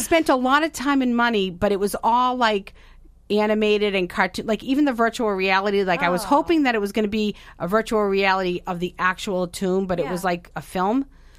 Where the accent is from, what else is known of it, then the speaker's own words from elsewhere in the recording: Medford, Massachusetts, United States; Shore. Don't hate me. I'm a Meffa girl.